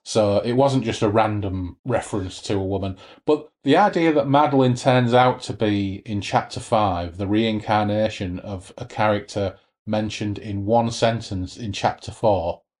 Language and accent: English; United Kingdom; we are British